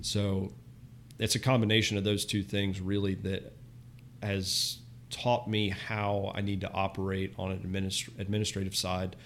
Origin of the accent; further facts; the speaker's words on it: Florida, United States; also born or lived in Southwest Michigan; I was born and raised in Florida